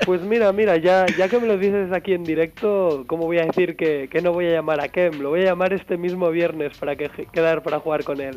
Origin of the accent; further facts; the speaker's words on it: Catalonia, Spain; now in Madrid, Spain; aunque esté en Madrid, soy catalán